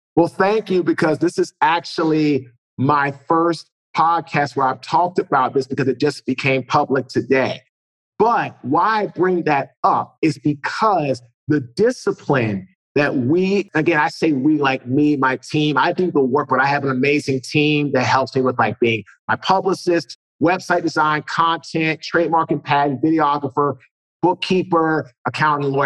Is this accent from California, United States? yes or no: no; Washington, District of Columbia, United States; So I'm originally from Washington, D.C.